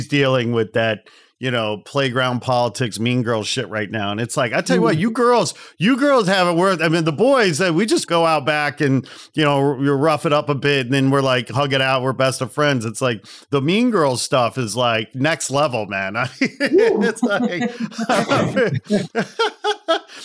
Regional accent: the Midwest outside Chicago, Illinois, United States; I'm from the Midwest outside Chicago

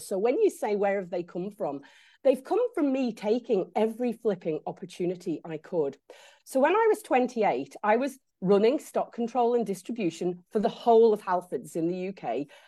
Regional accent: Isle of Man; I grew up in the Isle of Man

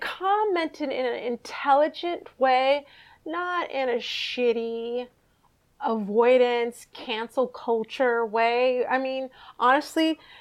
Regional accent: United States; being an American

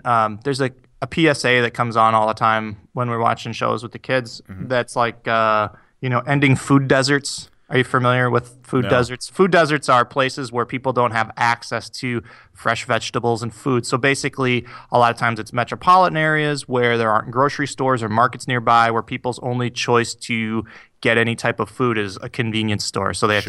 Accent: Iowa, United States; moved away; also born or lived in Two Rivers, Wisconsin / Minnesota; I grew up in Iowa. Well, I've lived in Two Rivers, and I lived in Two Rivers, Wisconsin. I lived in Iowa, and I had relatives who lived in Minnesota.

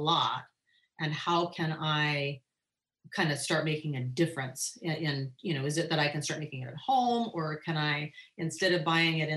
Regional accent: Northern California, United States; moved away as an adult; now in Hawaii, United States; I grew up in Northern California and gardened in Northern California always.

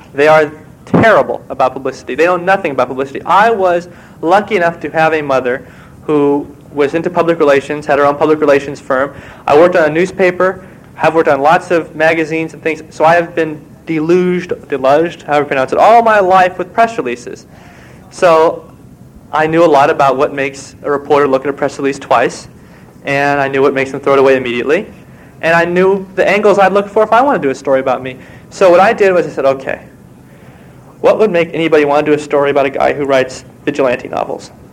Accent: Walnut Creek, California, United States; moved away; Walnut Creek, my hometown

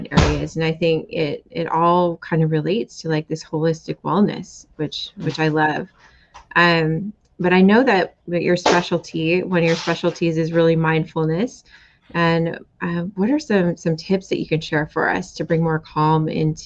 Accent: Seattle, Washington, United States; I'm from Seattle

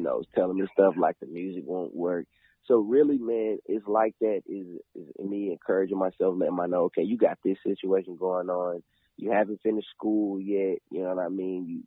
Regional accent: Clarksville, Tennessee, United States; I grew up in Clarksville

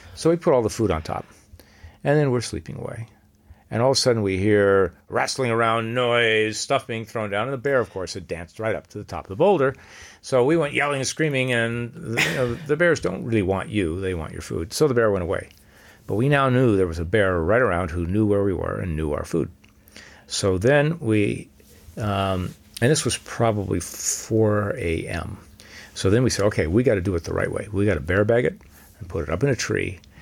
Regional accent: Los Angeles, California, United States; I grew up in Los Angeles

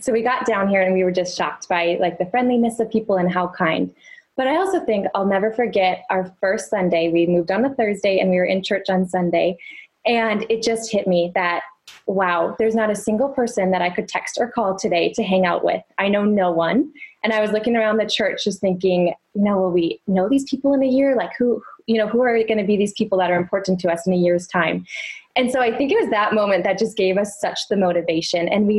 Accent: Rapid City, South Dakota, United States; moved away as an adult; also born or lived in Sioux Falls, South Dakota; now in South Carolina, United States; I live in South Carolina now. I grew up in Rapid City and then moved to Sioux Falls where I met Emily.

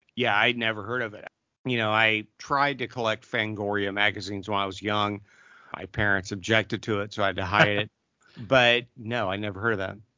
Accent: Southern Ohio, United States; I grew up in Southern Ohio

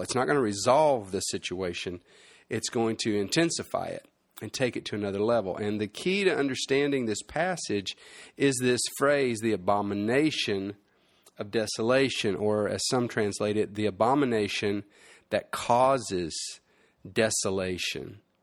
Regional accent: United States; moved away as an adult; as a boy growing up in America, I left the States when I was twenty-four

